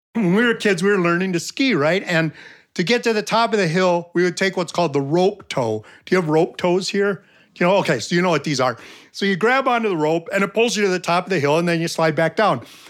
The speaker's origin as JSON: {"language": "English", "country": "United States", "said": "I'm an American"}